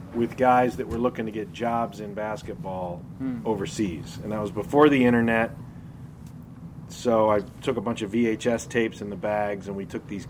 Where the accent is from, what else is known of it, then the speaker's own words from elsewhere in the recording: Peoria, Illinois, United States; In my hometown, Bradley University was like the only team